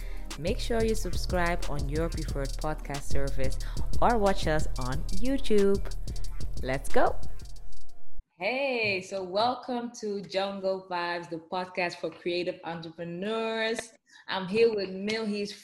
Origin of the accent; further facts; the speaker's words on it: Amsterdam, North Holland, Netherlands; because I'm from Amsterdam, the Netherlands. Originally, my parents are from the Caribbean, Suriname, South America.